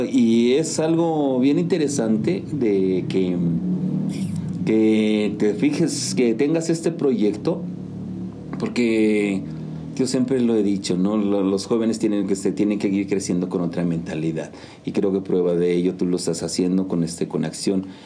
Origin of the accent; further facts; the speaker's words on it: Santa María Tlahuitoltepec, Oaxaca, Mexico; Pues yo soy originario de Santa María Tlahuitoltepec, Mije, Mijes, Oaxaca.